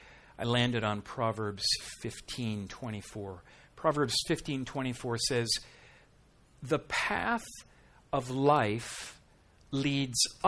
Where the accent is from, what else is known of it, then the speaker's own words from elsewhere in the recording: Minnesota, United States; now in South Dakota, United States; I'm from Minnesota, I live in South Dakota